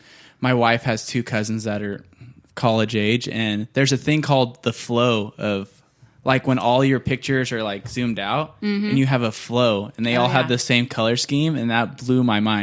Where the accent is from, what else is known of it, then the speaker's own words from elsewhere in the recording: Bakersfield, California, United States; now in Fresno, United States; I'm from Bakersfield. That is for sure the armpit.